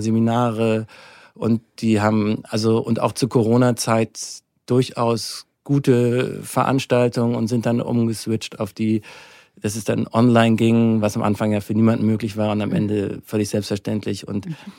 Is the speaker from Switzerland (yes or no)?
no; Hamburg, Germany; moved away as an adult; now in Munich, Germany; Also ich komme ursprünglich aus Hamburg, bin da geboren, aufgewachsen. Bis ich 25 war, war ich in Hamburg.